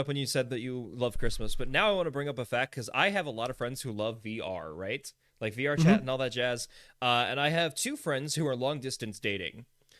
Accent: Kansas, United States; also born or lived in Florida; I'm from Florida and Kansas. I feel like I had an equal amount of upbringing in each state. Probably more in Kansas, actually, now that I think about it, because I came back to Kansas at the age of 8

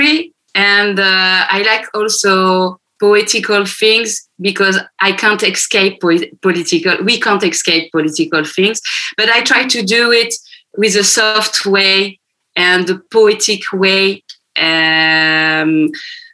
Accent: France; English is a second language; I was born in France and my both parents are Lebanese. So, I learned Arabic at home

